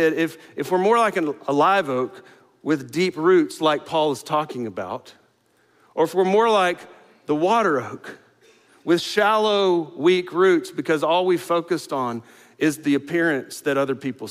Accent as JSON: {"language": "English", "region": "the Panhandle of Florida", "country": "United States", "tie": "born or raised there", "moved": "yes", "lives_now": "Houston, United States", "said": "I grew up in the Panhandle of Florida. Not right on the coast, but pretty close to the coast"}